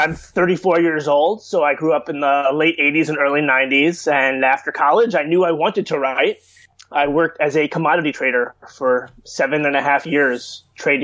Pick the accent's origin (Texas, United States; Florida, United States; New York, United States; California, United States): New York, United States; Chappaqua; also born or lived in Washington, D.C.; I grew up in Westchester, New York. I actually grew up in the town of Chappaqua